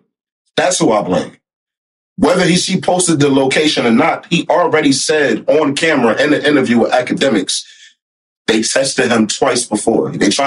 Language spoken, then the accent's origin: English; Newark, New Jersey, United States; I'm from Newark